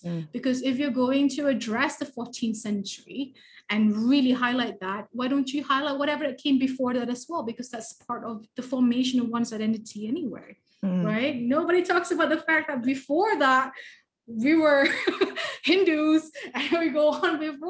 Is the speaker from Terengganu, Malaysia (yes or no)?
yes; Terengganu, Malaysia; I was raised in Terengganu, right? So I was in Terengganu since the late 1980s